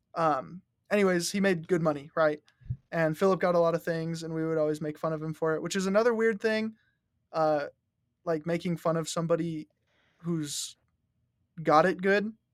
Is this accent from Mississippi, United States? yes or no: no; Rock Springs, Wyoming, United States; growing up in Rock Springs